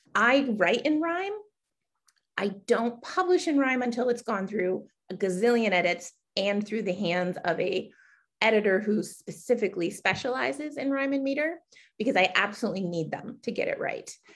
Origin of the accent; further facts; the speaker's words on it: Connecticut, United States; I hail from Connecticut